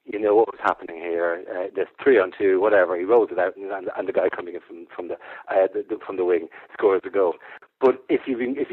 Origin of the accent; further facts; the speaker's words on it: Ireland; now in England; being the Irishman, being slightly foreign alien